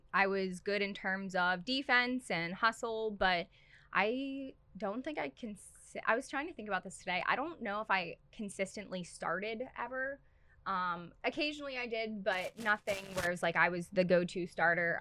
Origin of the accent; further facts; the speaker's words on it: Pittsburgh, Pennsylvania, United States; I am originally from Pittsburgh, and then I went to high school at Ulsh, Our Lady of the Sacred Heart